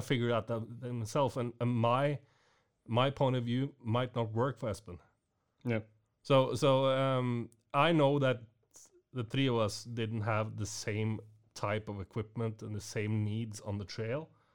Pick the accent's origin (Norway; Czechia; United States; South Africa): Norway; I came from Norway